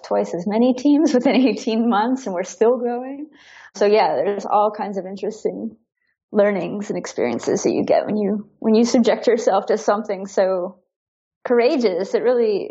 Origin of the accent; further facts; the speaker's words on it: United States; now in Berlin, Germany; as an American